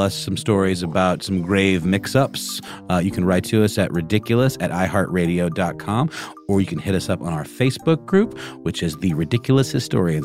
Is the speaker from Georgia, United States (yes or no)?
yes; Augusta, Georgia, United States; moved away; in my hometown, there is a True to Life James Brown statue